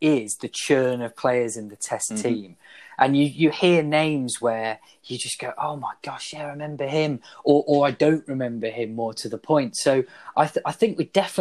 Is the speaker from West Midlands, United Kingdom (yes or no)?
yes; Warwickshire, West Midlands, United Kingdom; now in North West England, United Kingdom; growing up in Warwickshire.